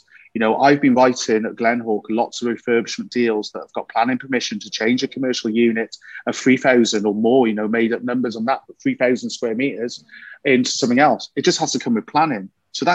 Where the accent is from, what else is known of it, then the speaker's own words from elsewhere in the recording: Wales, United Kingdom; I'm a Welshman.